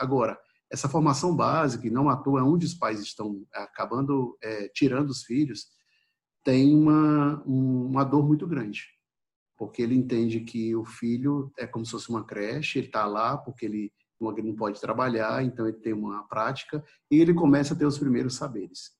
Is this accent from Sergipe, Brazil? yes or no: no; Ceará, Brazil; da minha terra, né, do Ceará